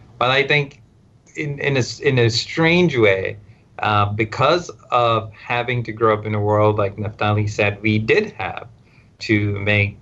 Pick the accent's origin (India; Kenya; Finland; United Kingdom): India; English is a second language; moved away as an adult; also born or lived in Stafford, Texas, United States / Southwest Virginia, United States; now in United States; Then I went back to India